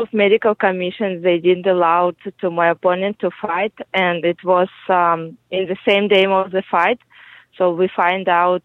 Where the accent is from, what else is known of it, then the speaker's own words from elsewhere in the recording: Kyrgyzstan; English is a second language; moved away as an adult; now in Peru; I was born in Kyrgyz Republic